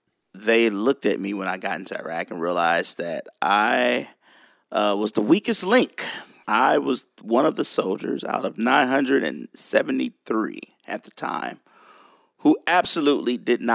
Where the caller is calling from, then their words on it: Nashville, Tennessee, United States; Way in Tennessee, Nashville, Tennessee.